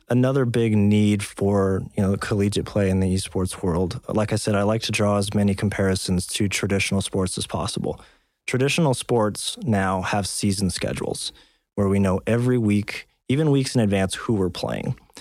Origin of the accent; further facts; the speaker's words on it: Texas, United States; moved away as an adult; now in South Dakota, United States; I grew up in Texas